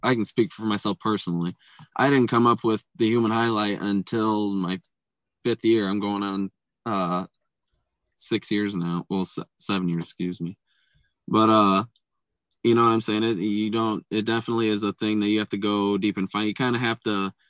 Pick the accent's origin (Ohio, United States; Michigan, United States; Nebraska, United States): Michigan, United States; Buchanan; I'm from Buchanan, Michigan